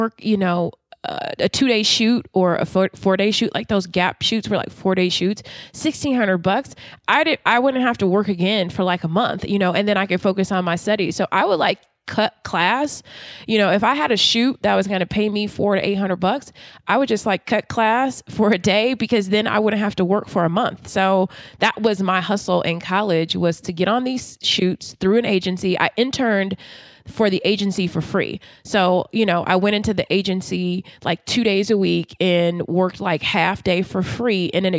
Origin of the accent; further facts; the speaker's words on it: Baltimore, Maryland, United States; now in Washington, D.C., United States; But since I'm from Baltimore, I know I could have a mini waterfront condo for this price.